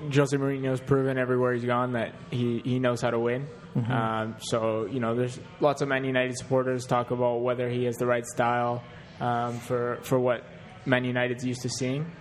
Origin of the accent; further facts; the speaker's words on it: Canada; we're Canadian guys who've gone to Europe